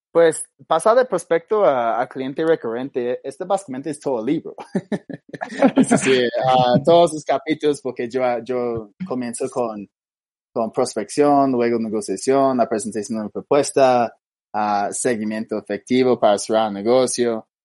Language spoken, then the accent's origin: Spanish; Australia; Spanish is a second language; now in Bogotá, Colombia; yo soy australiano